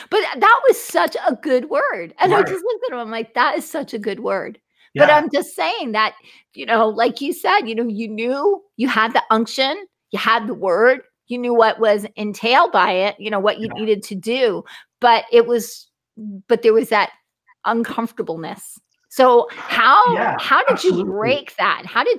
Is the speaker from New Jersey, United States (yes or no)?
yes; New Jersey, United States; because I'm from New Jersey, so you just don't know what you're dealing with. I'm not in the Bible Belt.